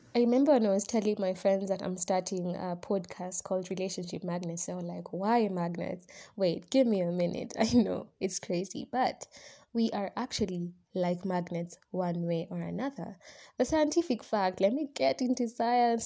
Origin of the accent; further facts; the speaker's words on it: Kenya; I'm a Kenyan student